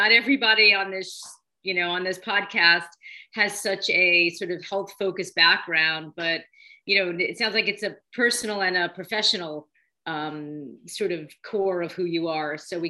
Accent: New York City, New York, United States; So first of all, I was born in Brooklyn as well. So we're both Brooklyn girls.

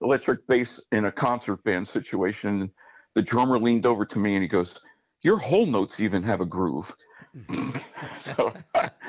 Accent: South Plainfield, New Jersey, United States; South Plainfield. I guess I was 2.5 years old when I moved to South Plainfield, and that's where I grew up

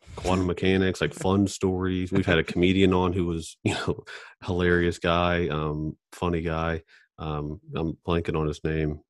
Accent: Charleston, West Virginia, United States; we're all from Charleston

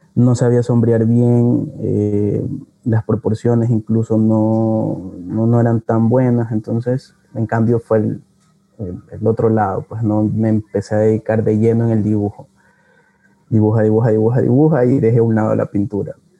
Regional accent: Guayaquil, Guayas, Ecuador; yo nací y, crecí en Cristo del Consuelo

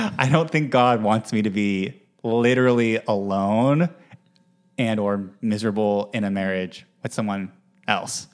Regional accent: Utah, United States; also born or lived in Manhattan, New York; now in New York, United States; I'm from Utah originally

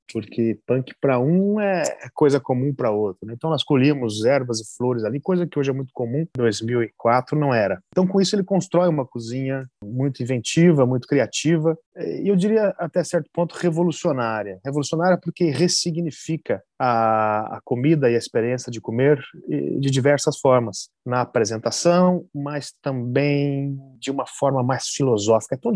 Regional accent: Basque Country, Spain; now in Brazil; porque eu tinha 20 dias de Brasil. Você imagina, eu vim do País Basco, é, lá do Andônia, uma situação de rigor em cozinha, de silêncio completo, para me embrenhar na selva amazônica.

